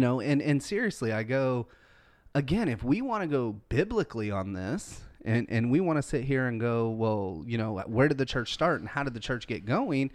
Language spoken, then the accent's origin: English; United States; I am an American